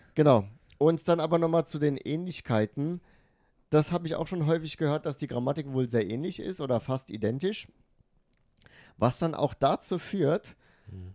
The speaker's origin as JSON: {"language": "German", "town": "Frankfurt", "region": "Hesse", "country": "Germany", "tie": "born or raised there", "moved": "as an adult", "lives_now": "Tokyo, Japan", "said": "Frankfurt, also meine Heimatstadt Frankfurt"}